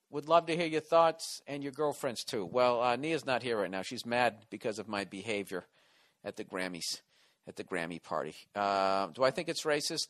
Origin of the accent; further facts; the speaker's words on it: East Coast, United States; accent: East Coast; you would guess that I was from the East Coast